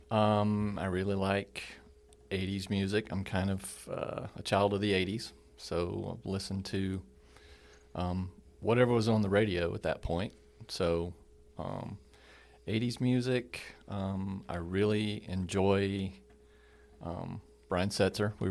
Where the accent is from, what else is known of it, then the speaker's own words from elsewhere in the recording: California, United States; born there; I was born in California, 1964. So I'm an old, officially an old guy.